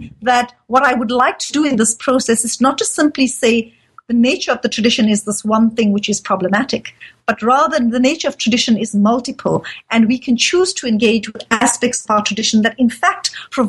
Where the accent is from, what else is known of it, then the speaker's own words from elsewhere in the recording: South Africa; So, for example, I live in South Africa. I'm a Muslim, but I'm also South African